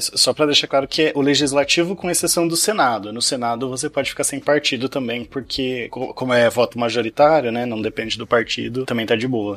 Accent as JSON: {"language": "Portuguese", "town": "Piracicaba", "region": "São Paulo", "country": "Brazil", "tie": "born or raised there", "moved": "yes", "lives_now": "Barra do Bugres, Brazil", "said": "eu queria voltar lá para minha cidade natal de Piracicaba"}